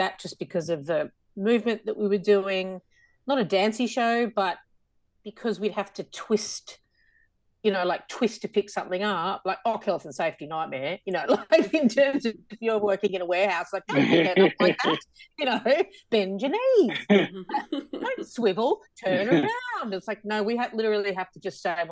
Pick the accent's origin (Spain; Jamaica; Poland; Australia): Australia; accent: Aussie; my Aussie accent